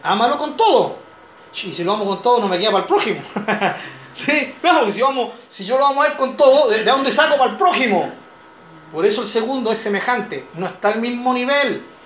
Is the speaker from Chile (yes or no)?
yes; Chile; como chileno